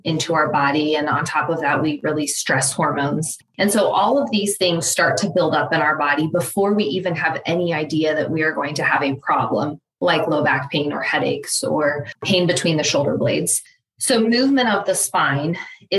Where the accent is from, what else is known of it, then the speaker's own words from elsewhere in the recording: Lawrence, United States; growing up in Lawrence, I had started to build a network of people